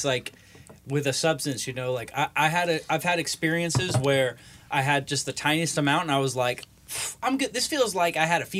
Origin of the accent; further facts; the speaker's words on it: California, United States; we're from California